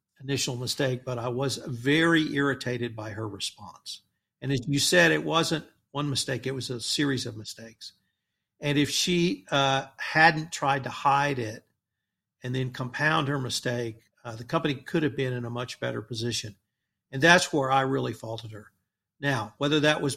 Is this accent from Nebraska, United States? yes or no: no; Texas Gulf Coast, United States; me growing up on the Texas Gulf Coast